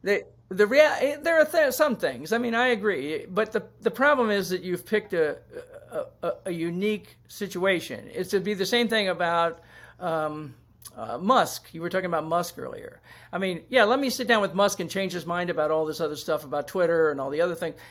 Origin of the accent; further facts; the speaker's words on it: Washington, District of Columbia, United States; I grew up in Washington, D C